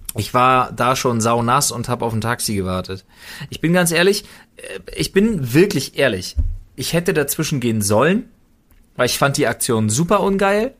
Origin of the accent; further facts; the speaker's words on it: Berlin, Germany; als Berliner, als geborenen Berliner